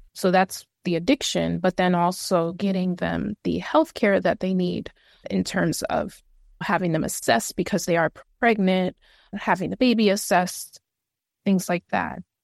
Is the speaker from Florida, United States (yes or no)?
no; New York City, New York, United States; I am originally from the Bronx